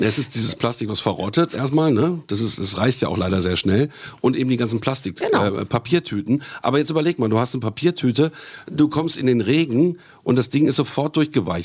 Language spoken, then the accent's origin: German; Germany; bei uns in Deutschland